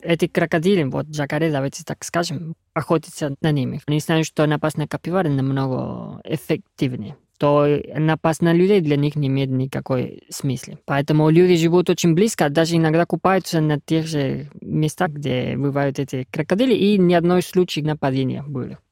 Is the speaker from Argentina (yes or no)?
yes; Argentina; Russian is a second language; moved away as an adult; now in Russia; Я давно приехал из Аргентины в Россию в 2013 году